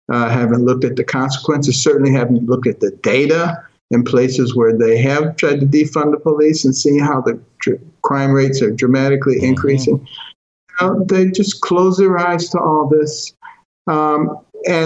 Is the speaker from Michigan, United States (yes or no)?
yes; Detroit, Michigan, United States; also born or lived in Boston, Massachusetts; when I was a kid growing up in Detroit and Boston